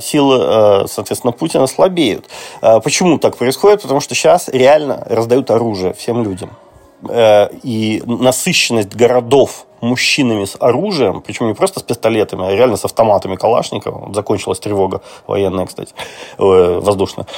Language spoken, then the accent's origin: Russian; Russia; now in Lviv, Ukraine; я вот из России